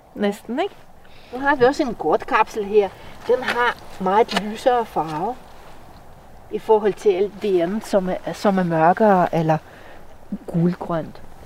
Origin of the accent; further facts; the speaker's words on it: Russia; Danish is a second language; moved away as an adult; now in Denmark; oprindeligt kommer jeg fra Rusland, hvor jeg blev uddannet øh, som bryolog. Mm, jeg har boet i Danmark siden 2002